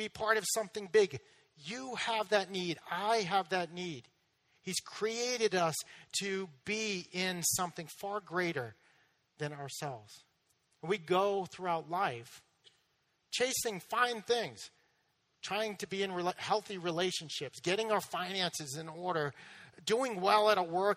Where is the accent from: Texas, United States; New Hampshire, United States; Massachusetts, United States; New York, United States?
Massachusetts, United States; moved away; I'm from Massachusetts.